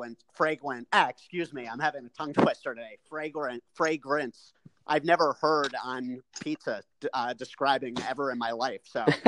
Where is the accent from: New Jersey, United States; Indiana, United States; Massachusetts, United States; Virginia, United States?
New Jersey, United States; being a fellow New Jersey guy